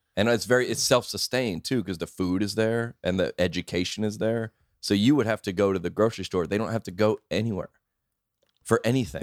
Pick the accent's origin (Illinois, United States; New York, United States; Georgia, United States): Georgia, United States; Lilburn; I was born in Lilburn, Georgia.